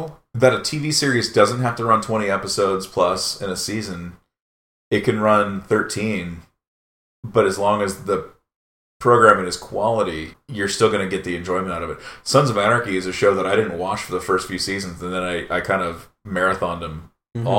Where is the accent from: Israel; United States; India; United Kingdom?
United Kingdom; England; We're English